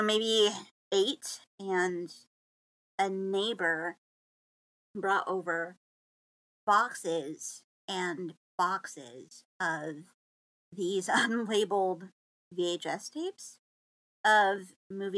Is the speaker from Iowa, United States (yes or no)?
yes; Iowa, United States; also born or lived in Nebraska; And was raised in Iowa